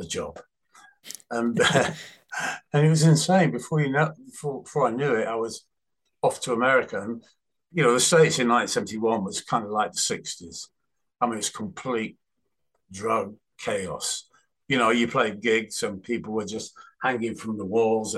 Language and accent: English; Manchester, North West England, United Kingdom; moved away as an adult; also born or lived in London; I'm from Manchester